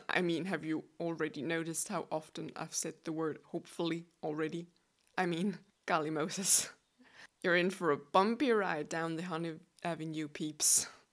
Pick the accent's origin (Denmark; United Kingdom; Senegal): Denmark; first language Danish; English is a second language; I'm from Denmark. Yes, you heard correctly. I'm as Danish as a buttery pastry.